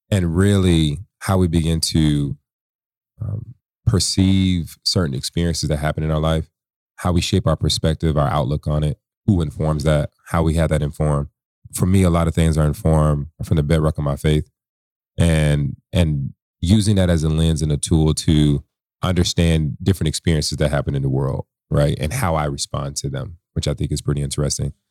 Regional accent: San Antonio, Texas, United States; born there; I'm a military brat. I was born in San Antonio, Texas.

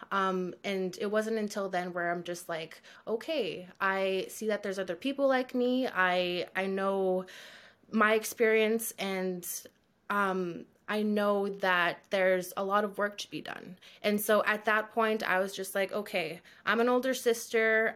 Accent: Thunder Bay, Ontario, Canada; I had the privilege of growing up in Thunder Bay

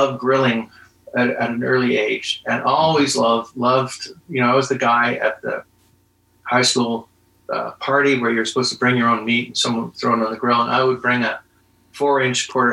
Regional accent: Alberta, Canada; moved away as an adult; also born or lived in Calgary; now in North Vancouver, Canada; I was born in Alberta, spent a lot of my early years raising my family in Calgary

